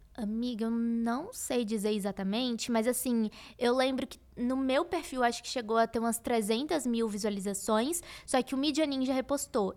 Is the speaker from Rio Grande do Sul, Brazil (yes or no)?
no; Salvador, Bahia, Brazil; eu sou de Salvador, então é, nossa, anos atrás seria muito difícil eu ter um acesso nacional na moda morando em Salvador